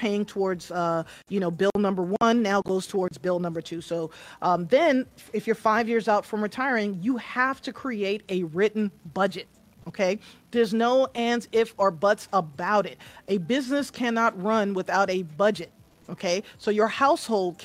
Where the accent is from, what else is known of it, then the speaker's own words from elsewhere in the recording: New York, United States; moved away; also born or lived in the South; I'm from New York, so we say ax, right?